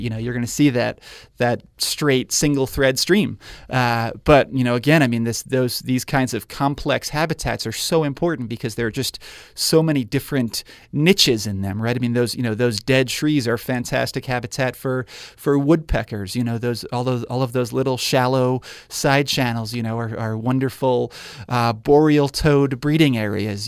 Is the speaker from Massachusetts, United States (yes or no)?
no; New York, United States; moved away as an adult; now in Spokane, United States; I grew up in New York